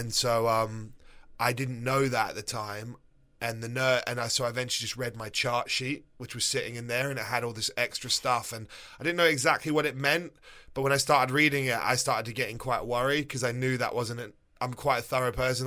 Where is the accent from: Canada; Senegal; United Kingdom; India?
United Kingdom; England; moved away as an adult; also born or lived in New York, United States / Florida, United States; now in United States; I grew up in England till I was twenty-seven